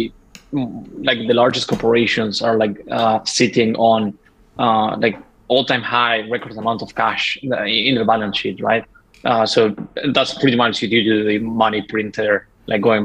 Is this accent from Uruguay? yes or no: yes; Uruguay; I'm from Uruguay, right? So like a small country in South America